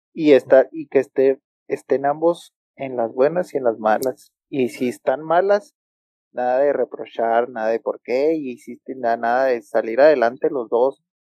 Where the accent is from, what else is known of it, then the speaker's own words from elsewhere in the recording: Hidalgo del Parral, Chihuahua, Mexico; also born or lived in Ciudad Juárez; los de Parral somos los argentinos de Chihuahua